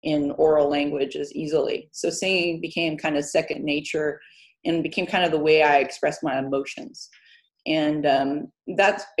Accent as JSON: {"language": "English", "region": "Midwest", "country": "United States", "tie": "born or raised there", "also_born_or_lived": "Terre Haute, Indiana, United States / south of France / Spain", "moved": "as an adult", "lives_now": "Lenzie, United Kingdom", "said": "we grew up in the Midwest."}